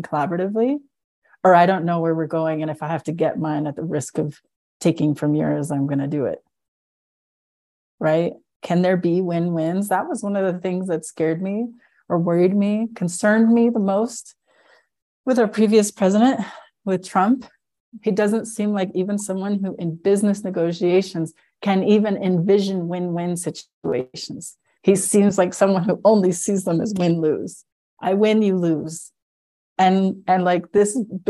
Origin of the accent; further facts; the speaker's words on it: United States; growing up on the Colorado River